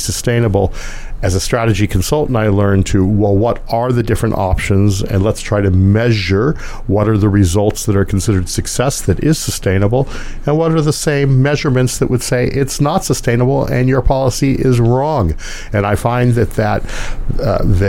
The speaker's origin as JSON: {"language": "English", "country": "United States", "also_born_or_lived": "Los Angeles", "said": "I'm an American."}